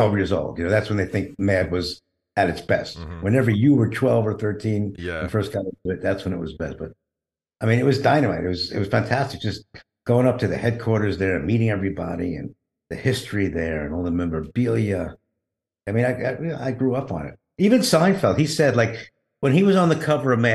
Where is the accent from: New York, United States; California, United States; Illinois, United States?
New York, United States; New York City; I grew up in Brooklyn and from a Jewish lower middle class family.